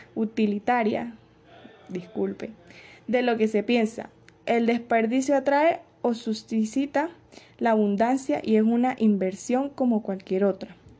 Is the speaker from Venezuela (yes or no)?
yes; Venezuela; mi país de origen, tal como lo es Venezuela